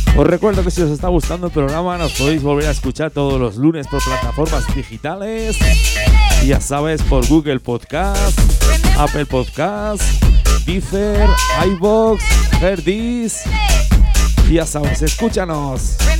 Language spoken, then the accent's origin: Spanish; Huesca and Zaragoza, Aragon, Spain; esa gente de mi tierra, eh, esa gente de Huesca y Zaragoza